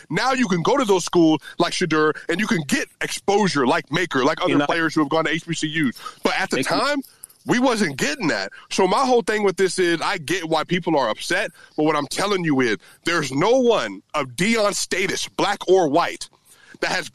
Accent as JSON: {"language": "English", "region": "Colorado", "country": "United States", "tie": "born or raised there", "said": "when I grew up in Colorado, playing in Colorado, was an all-state linebacker"}